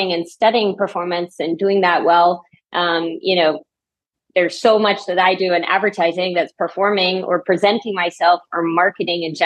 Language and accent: English; Knoxville, Tennessee, United States; moved away as an adult; also born or lived in New York City / Paris; from Knoxville, Tennessee, originally.